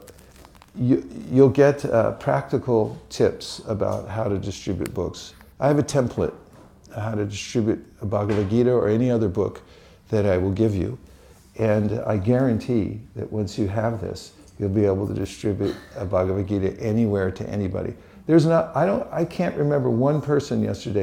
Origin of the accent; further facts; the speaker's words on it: California, United States; I'm from California